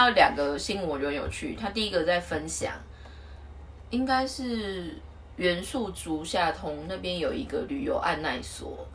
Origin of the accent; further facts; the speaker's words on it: Taiwan; moved away as an adult; now in Tokyo, Japan; 我们来自于台湾的那个背景